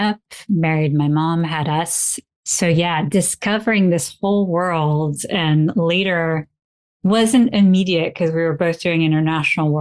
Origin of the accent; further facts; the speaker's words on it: Paris, Île-de-France, France; moved away as an adult; also born or lived in Italy / Nepal; We grew up in Paris.